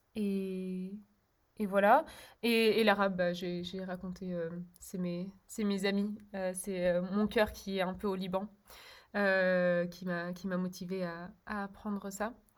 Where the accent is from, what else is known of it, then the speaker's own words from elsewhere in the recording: Brussels, Brussels-Capital Region, Belgium; first language Czech; French is a second language; also born or lived in Berlin, Germany / Czech Republic; J'ai grandi à Bruxelles, en Belgique